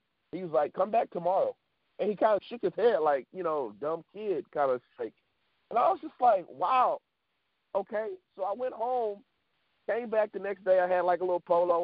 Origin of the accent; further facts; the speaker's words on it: Florien, Louisiana, United States; also born or lived in Dallas, Texas; now in Lake Charles, United States; I was born in Dallas, Texas. And I was there with my family until about 8 years old. Then we moved to a small village in Louisiana called Florine. I was there for about 10 years